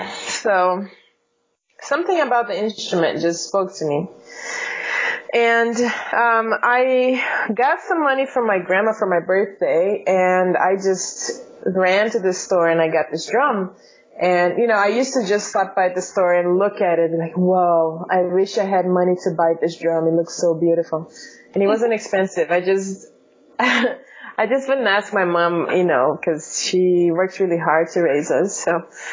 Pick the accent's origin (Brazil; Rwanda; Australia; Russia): Brazil; English is a second language; moved away as an adult; also born or lived in Chicago suburbs, Illinois; now in Los Angeles, United States; I grew up in Brazil, and where I attended school, there was no music classes available in public schools